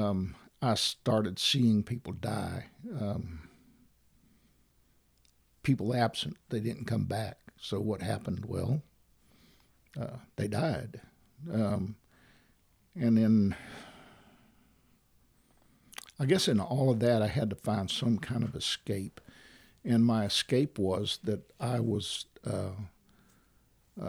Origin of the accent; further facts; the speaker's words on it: Valparaiso, Florida, United States; also born or lived in DeFuniak Springs, Florida; I grew up in Valparaiso, went to Niceville schools